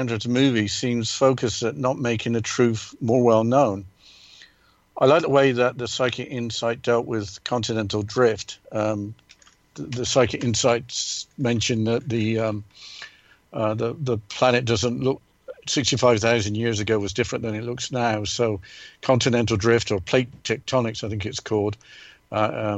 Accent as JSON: {"language": "English", "region": "England", "country": "United Kingdom", "tie": "born or raised there", "said": "growing up in England"}